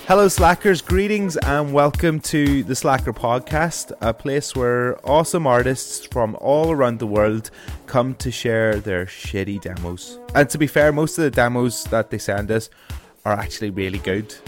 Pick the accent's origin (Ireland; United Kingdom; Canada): Ireland; I am an Irish broadcaster